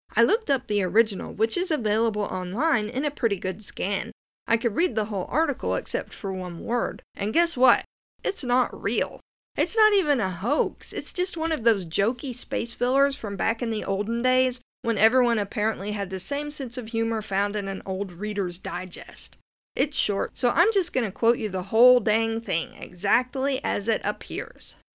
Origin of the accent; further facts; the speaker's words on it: Norris Lake, Tennessee, United States; I grew up near Norris Lake, which was formed in the nineteen thirties when the Clinch River was dammed